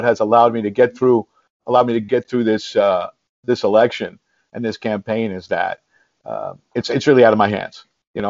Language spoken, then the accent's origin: English; New York City, New York, United States; I grew up in the Parkchester section of the Bronx